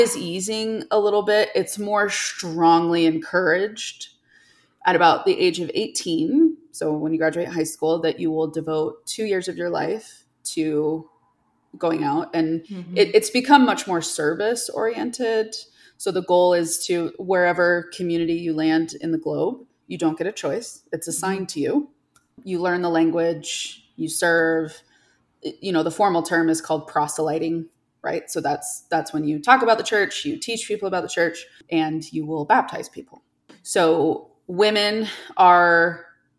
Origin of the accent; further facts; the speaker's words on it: New York, United States; moved away as an adult; now in Salt Lake City, United States; I grew up in New York State